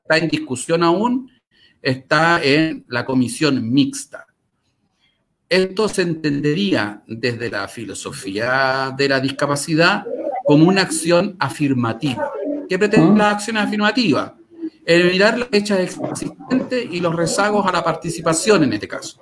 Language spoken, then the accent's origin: Spanish; Chile; moved away as an adult; also born or lived in Paris, France; now in Santiago, Chile; yo no soy de Santiago. Yo un buen día me fui de mi ciudad natal a París y volví a vivir a Chile, a la ciudad de Santiago